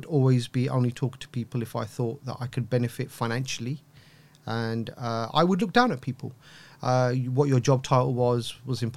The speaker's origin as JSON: {"language": "English", "region": "London", "country": "United Kingdom", "tie": "born or raised there", "said": "growing up in East London"}